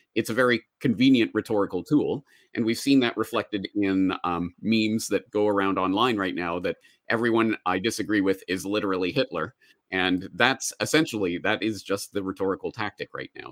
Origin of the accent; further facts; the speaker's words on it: Calgary, Alberta, Canada; moved away as an adult; also born or lived in Dublin, Ireland; now in Japan; I am a Canadian. I was born and raised in Calgary, Alberta, Canada, and I spent m, my entire childhood there, grew up there